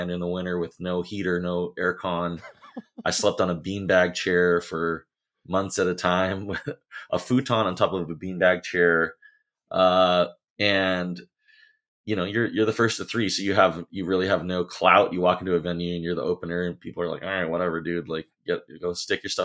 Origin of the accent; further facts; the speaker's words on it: Hawaii, United States; We're from Hawaii